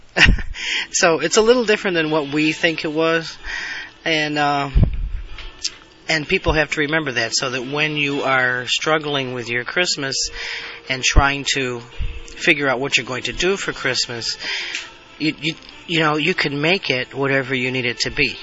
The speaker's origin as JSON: {"language": "English", "region": "Alabama", "country": "United States", "said": "I'm from Alabama"}